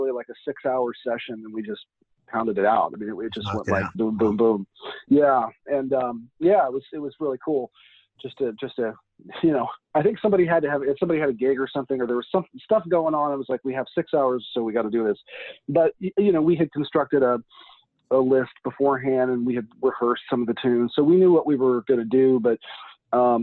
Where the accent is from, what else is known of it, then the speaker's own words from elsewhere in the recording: Liberty, Missouri, United States; moved away as an adult; also born or lived in Bloomington, Indiana; now in New York, United States; I'm originally from the Kansas City, Missouri area. I grew up in a town called Liberty, which is a suburb